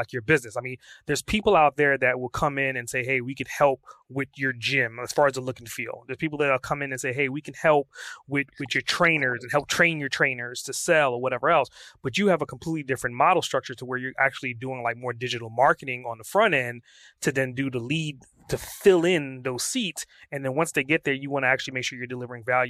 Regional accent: New York City, New York, United States; moved away; I'm originally from Brooklyn

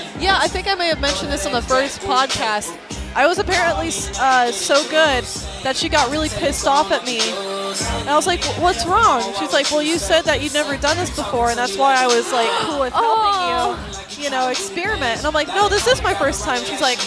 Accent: Missouri, United States; born or raised there

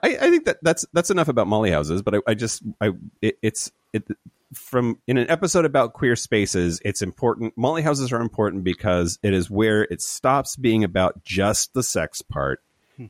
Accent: Eastern Washington, United States; I grew up in Eastern Washington

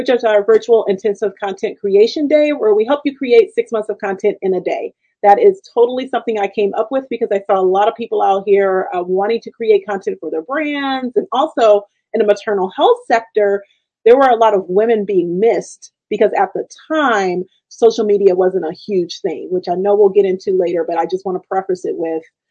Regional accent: Richmond, California, United States; I was born in the city, like Richmond, California

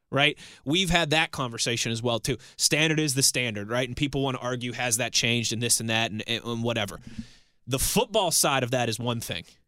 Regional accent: Pittsburgh, Pennsylvania, United States; also born or lived in Ohio / Philadelphia; I was born and raised here in Western Pennsylvania. I was born at Allegheny General Hospital

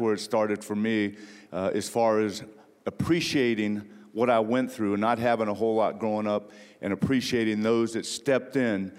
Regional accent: Ontario, California, United States; growing up in Ontario, California, about 40 miles east of Los Angeles, where my mom raised five of us by herself.

